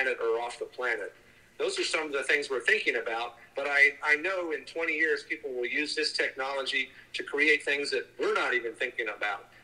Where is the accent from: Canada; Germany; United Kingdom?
Germany; now in United States; I was born in Germany. And now we work here in the United States